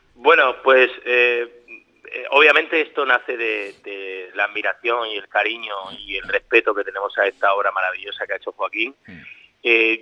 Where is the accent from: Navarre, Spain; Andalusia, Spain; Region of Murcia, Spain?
Region of Murcia, Spain; Murcia; estoy en mi tierra, en Murcia